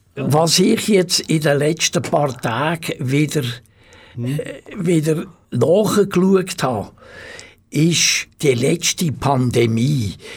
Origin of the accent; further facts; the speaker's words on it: Rheinfelden, Aargau, Switzerland; also born or lived in Baden; Ich bin in Rheinfelden, wo ich aufgewachsen bin